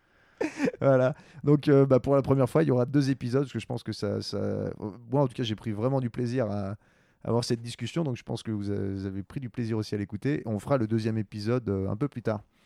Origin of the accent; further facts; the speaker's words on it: Quebec, Canada; moved away; also born or lived in France / Montreal; j'ai grandi au Québec, mais je suis né en France